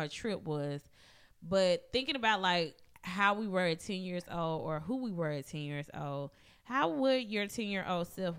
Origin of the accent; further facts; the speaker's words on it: Madison County, Mississippi, United States; growing up in Madison County, I was sheltered as fuck